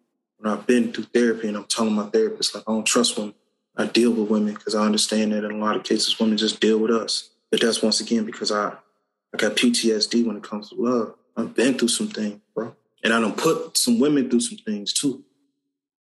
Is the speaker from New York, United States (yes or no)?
no; Cincinnati, Ohio, United States; Growing up in Cincinnati